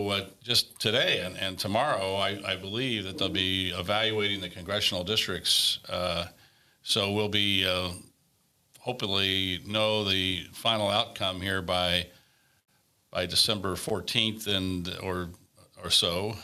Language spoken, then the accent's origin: English; Corona, California, United States; my hometown